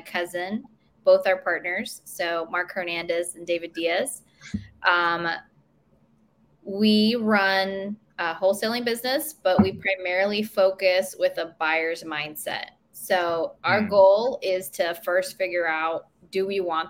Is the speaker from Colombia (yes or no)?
yes; Colombia; also born or lived in Queen Creek, Arizona / Maricopa, Arizona; now in United States; I'm from Colombia, South America. So I'm an immigrant to this country.